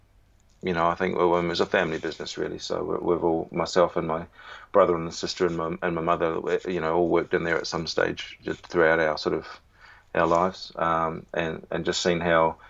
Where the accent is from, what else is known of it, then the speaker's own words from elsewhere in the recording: New Zealand; moved away as an adult; also born or lived in London, United Kingdom; now in Melbourne, Australia; I'm obviously a Kiwi